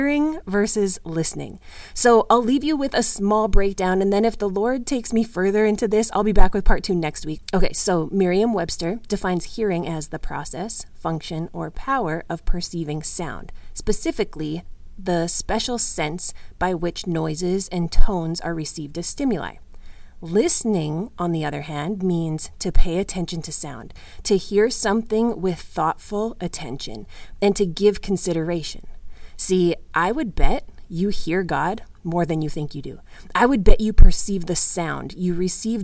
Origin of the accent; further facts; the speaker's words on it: Canada; as a Canadian, I spent plenty of winter days as a child out there